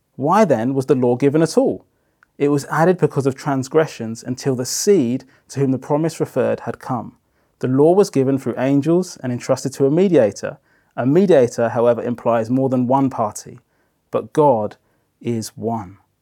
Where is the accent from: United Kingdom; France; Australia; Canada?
United Kingdom; Brighton, South East England; moved away; also born or lived in Democratic Republic of Congo; I was pretty much raised on the south coast of England in Brighton